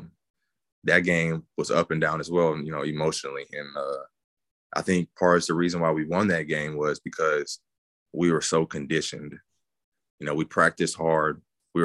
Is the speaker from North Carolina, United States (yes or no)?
no; East Texas, United States; moved away as an adult; being from East Texas, being from such a small area